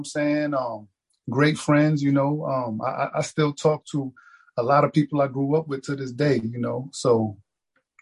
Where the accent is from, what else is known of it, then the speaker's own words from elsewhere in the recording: Pensacola, Florida, United States; also born or lived in New York / Jamaica; now in Texas, United States; for the school year, I was in Florida